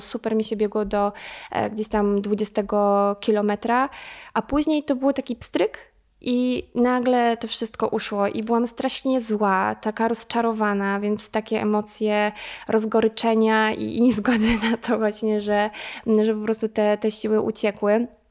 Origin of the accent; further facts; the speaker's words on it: Draganowa, Subcarpathian Voivodeship, Poland; pochodzę, pochodzę właśnie z e, Draganowej, tam się wychowałam i spędziłam większość mojego e, życia